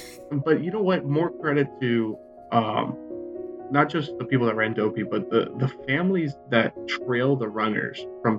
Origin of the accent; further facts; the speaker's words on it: South Florida, United States; And I'm from South Florida.